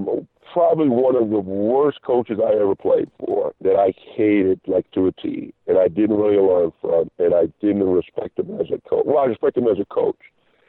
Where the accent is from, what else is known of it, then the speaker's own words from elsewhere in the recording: Iowa, United States; I come from Iowa, and now I'm in Boston